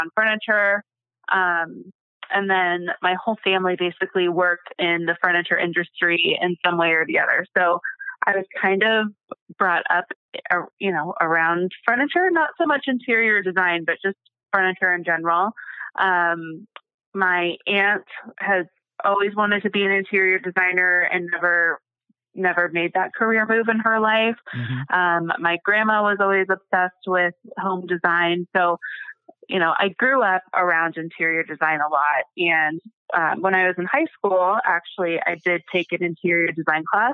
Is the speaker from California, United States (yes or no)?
no; Phoenix, Arizona, United States; So I grew up in Arizona in the Phoenix area. I basically have lived here my whole life